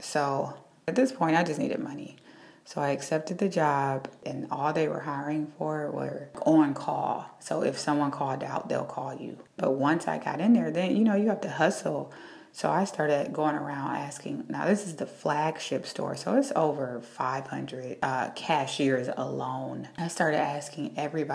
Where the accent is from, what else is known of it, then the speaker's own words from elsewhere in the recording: Cleveland, Ohio, United States; moved away as an adult; also born or lived in Cincinnati, Ohio; now in New York City, United States; I'm originally from Cleveland, Ohio, but I went to school in Cincinnati, Ohio